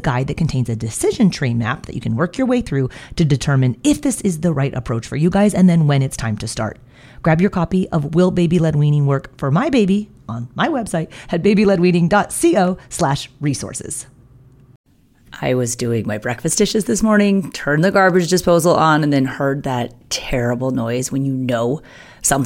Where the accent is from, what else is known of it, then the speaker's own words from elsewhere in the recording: United States; I'm American